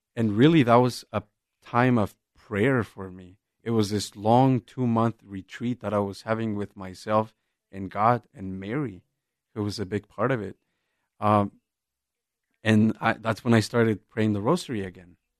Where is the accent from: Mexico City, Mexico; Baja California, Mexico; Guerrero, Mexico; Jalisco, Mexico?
Jalisco, Mexico; moved away; I'm originally from Jalisco, and I grew up in a very small town, just rural, as rural as as it can get